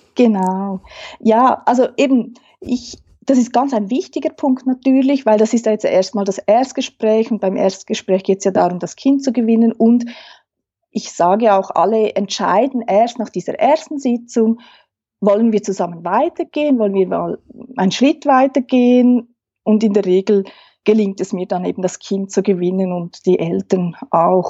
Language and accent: German; Switzerland; accent: Swiss German; first language Swiss German; German is a second language; Man hört es vielleicht am Dialekt. Ich ähm, spreche Schweizerdeutsch, Hochdeutsch